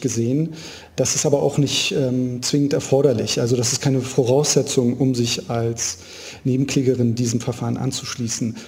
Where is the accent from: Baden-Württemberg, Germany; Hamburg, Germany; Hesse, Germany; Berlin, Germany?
Berlin, Germany; Ich, ich bin gebürtiger Berliner. Ich habe mein ganzes Leben hier verbracht